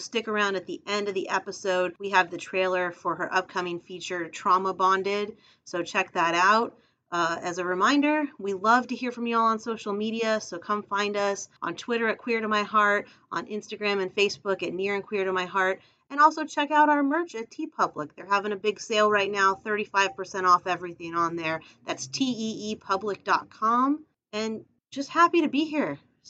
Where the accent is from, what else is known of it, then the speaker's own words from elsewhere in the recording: Los Angeles, California, United States; moved away as an adult; also born or lived in New York; now in New Orleans, United States; So I'm originally from Los Angeles, but I moved to New York for a couple of years in my 20s. And after New York, I moved to New Orleans where I am now.